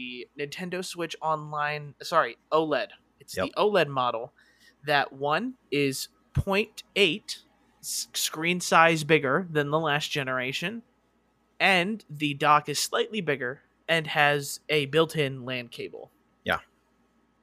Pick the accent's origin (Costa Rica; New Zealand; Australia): Costa Rica; now in United States; I'm from Costa Rica, so I was visiting family